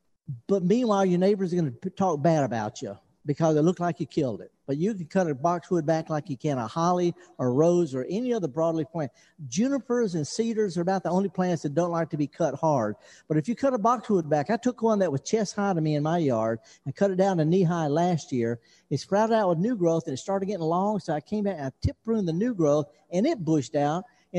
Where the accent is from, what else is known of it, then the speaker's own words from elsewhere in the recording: United States; And they won't let me in because I'm from America and the passport says I got COVID.